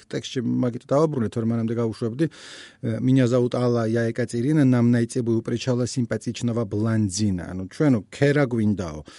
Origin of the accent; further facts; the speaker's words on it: Georgia; ჩვენნაირებს, ანუ ქართველებს